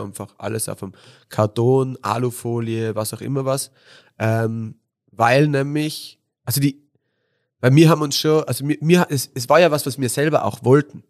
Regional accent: Innsbruck, Tyrol, Austria; bin born and raised in Innsbruck, äh, bin auf der Hungerburg oder halt auf der Höhenstraße halber Weg von Hötting auf die Hungerburg bin ich aufgewachsen

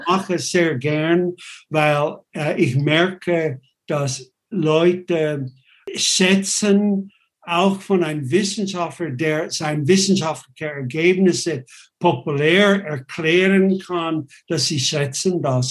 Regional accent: United States; German is a second language; now in Switzerland; ich bin ursprünglich Amerikaner, US-Amerikaner, ich bin das nicht mehr, ich bin nur noch Schweizer

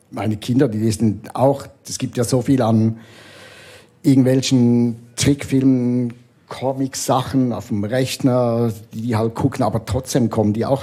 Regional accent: Switzerland; now in Berlin, Germany; ich komme jetzt zwar aus Berlin, aber schlussendlich bin ich schon Schweizer, ich kenne mich hier aus.

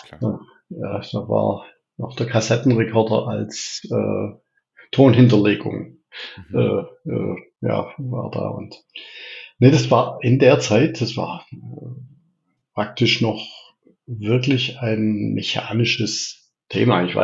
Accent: Reutlingen, Baden-Württemberg, Germany; accent: Swabian; Ja, also ich bin, was man meinem Dialekt wahrscheinlich äh, unschwer anhört, Schwabe. Ich bin äh, gebürtig in Reutlingen, das liegt da südlich von Stuttgart, bin dort auch aufgewachsen, in der, mitten in der Stadt.

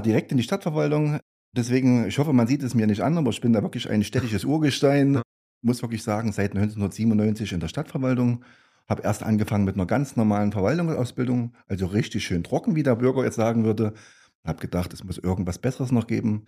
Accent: Gera, Thuringia, Germany; also born or lived in Großenstein; Also ich bin ein gebürtiger Gera. Ich bin also hier in Gera entstanden

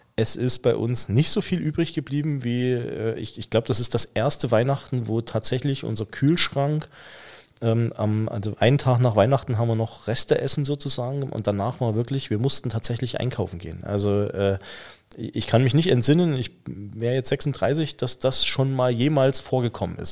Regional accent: the East, eastern Germany, Germany; moved away; Wir kommen ja beide aus dem Osten

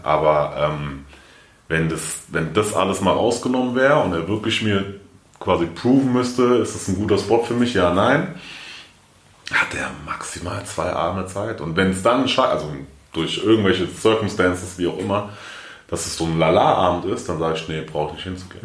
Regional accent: Frankfurt, Hesse, Germany; Ich bin aufgewachsen in Frankfurt, bin geboren in Frankfurt

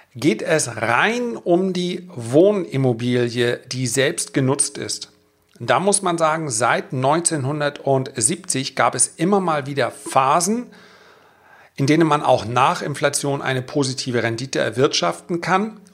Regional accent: the North, Northern Germany, Germany; bei uns im Norden

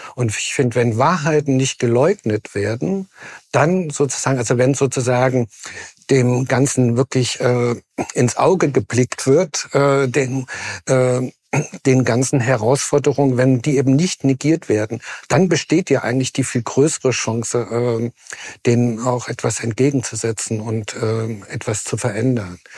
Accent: Jena, Thuringia, Germany; Ich bin in Jena geboren

